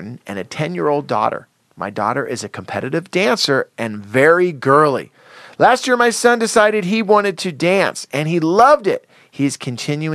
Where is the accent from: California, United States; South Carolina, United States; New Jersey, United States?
California, United States; Santa Cruz; now in Los Angeles, United States; I grew up in Santa Cruz, in the ocean.